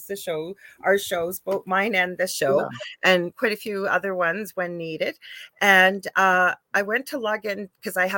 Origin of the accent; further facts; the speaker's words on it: Canada; I am a Canadian spiritual medium